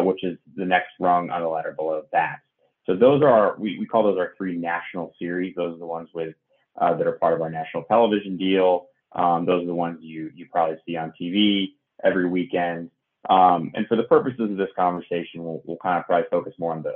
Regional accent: Northeast, United States; growing up in the Northeast

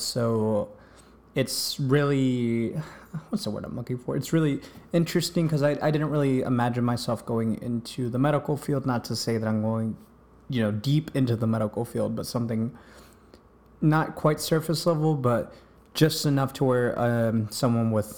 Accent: East Coast, United States; I grew up here in the East Coast

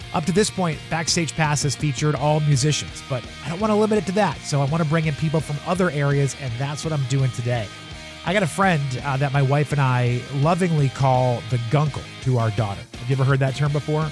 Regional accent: New Hampshire, United States; moved away as an adult; now in Baltimore, United States; I grew up in New Hampshire

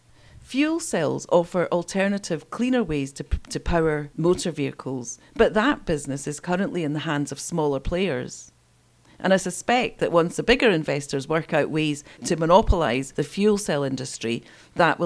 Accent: Scotland, United Kingdom; Scotland, my home country

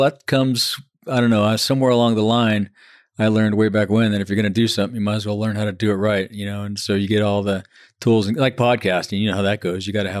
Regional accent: Fontana, California, United States; I grew up in Fontana, California, just east of you. Yeah, out there in the Inland Empire. It was a steel town back then, back in the 60s and 70s.

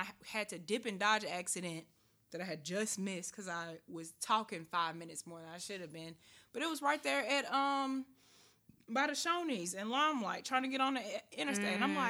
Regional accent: Nashville, Tennessee, United States; I'm from here.

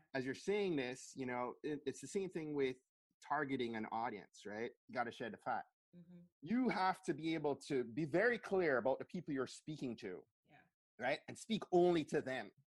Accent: Jamaica; also born or lived in Montgomery County, Maryland; now in Maryland, United States; I grew up in Jamaica

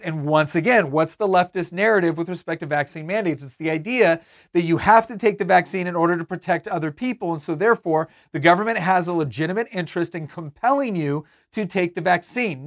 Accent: Northern California, United States; moved away; also born or lived in Virginia; I grew up in Northern California.

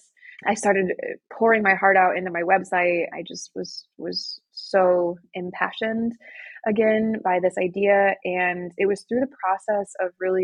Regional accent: Michigan, United States; moved away as an adult; now in Austria; I am American. I was born and raised in the United States, Michigan

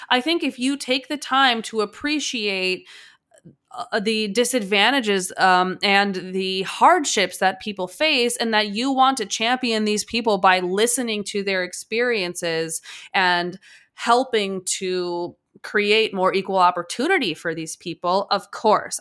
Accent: Chicago, Illinois, United States; I'm from Chicago

